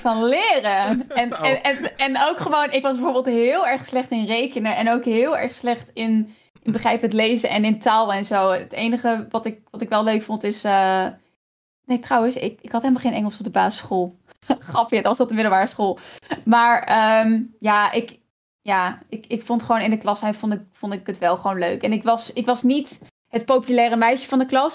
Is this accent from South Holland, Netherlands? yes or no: no; Kampen, Overijssel, Netherlands; moved away; ik ben dus opgegroeid in Kampen, in echt een groot huis